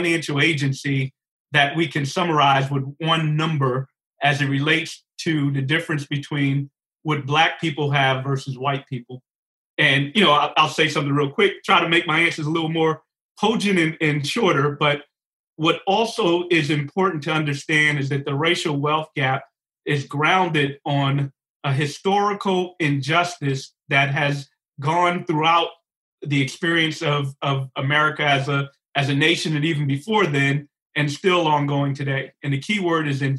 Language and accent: English; New York City, New York, United States; I grew up in Bedford-Stuyvesant, Brooklyn, before gentrified Bedford-Stuyvesant, Brooklyn.